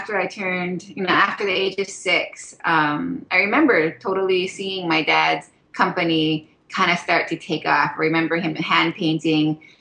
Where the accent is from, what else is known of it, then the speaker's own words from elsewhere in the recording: Haiku, Hawaii, United States; moved away as an adult; also born or lived in Makawao, Maui; now in Oahu, United States; I grew up on the island of Maui, and I grew up in this little rainy town called Haiku